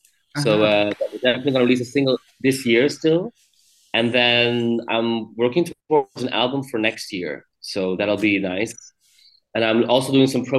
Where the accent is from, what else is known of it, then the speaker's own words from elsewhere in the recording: Belgium; here in my home country